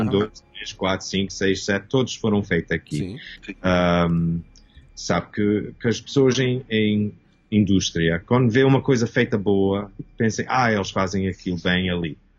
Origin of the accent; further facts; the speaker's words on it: Toronto, Ontario, Canada; nasci aqui em Canadá. Meus pais eram portugueses, o meu, uh, o meu pai veio a Canadá nos fins dos 50 e a minha mãe veio no 64. Uhum e eu nasci em 65 aqui em Toronto